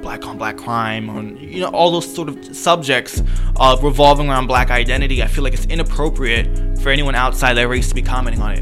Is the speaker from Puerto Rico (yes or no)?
yes; Puerto Rico; now in United States; I'm Puerto Rican